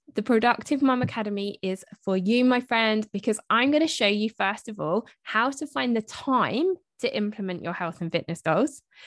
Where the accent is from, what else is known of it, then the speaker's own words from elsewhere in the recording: United Kingdom; I'm British, so we spell it M U M, not M O M.